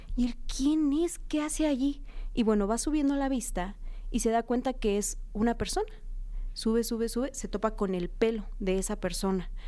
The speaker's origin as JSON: {"language": "Spanish", "region": "Oaxaca", "country": "Mexico", "said": "yo soy de Oaxaca"}